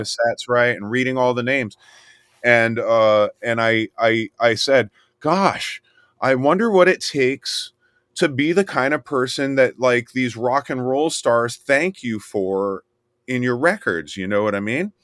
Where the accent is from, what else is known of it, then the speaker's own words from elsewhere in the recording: Miami, Florida, United States; I was born in Miami, and I grew up in the swamp